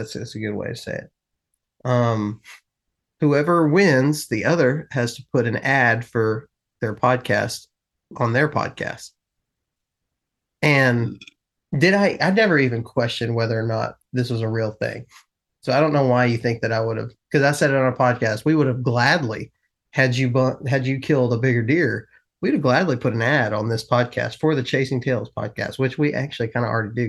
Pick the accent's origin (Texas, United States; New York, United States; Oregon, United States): Texas, United States; But I grew up in West Texas.